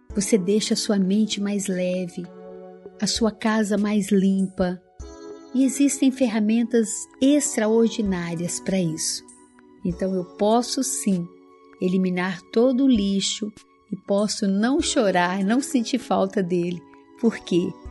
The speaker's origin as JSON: {"language": "Portuguese", "town": "Araújos", "region": "Minas Gerais", "country": "Brazil", "tie": "born or raised there", "said": "quando eu era criança ainda, lá no interior de Minas, em Araújos, na cidade onde eu nasci"}